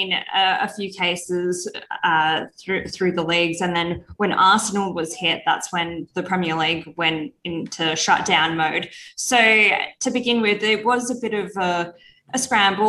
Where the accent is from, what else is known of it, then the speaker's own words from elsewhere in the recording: Perth, Western Australia, Australia; I grew up in Perth, and I grew up with a family